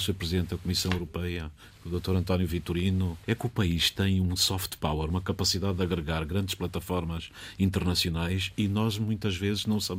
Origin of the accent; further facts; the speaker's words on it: Central Plateau, Angola; born there; tenho nascido em Bissau, eu nasci no Planal Central Angolano